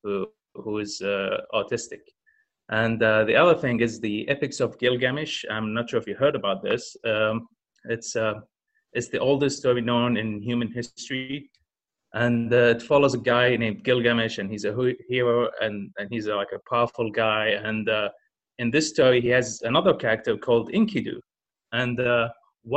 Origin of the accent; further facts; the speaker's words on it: Kuwait; also born or lived in Egypt / China; I was born in Kuwait.